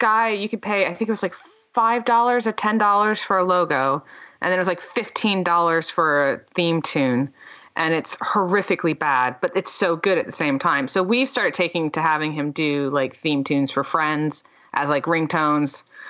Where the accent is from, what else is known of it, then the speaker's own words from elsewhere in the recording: Delaware, United States; I'm from Delaware. Like, I don't sound like a Delawarean. So if you hear a female American, it's me.